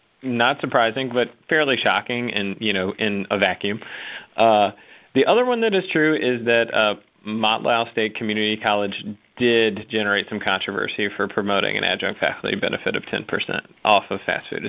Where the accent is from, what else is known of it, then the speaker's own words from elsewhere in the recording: the South, United States; I say that from a place of love as a Southerner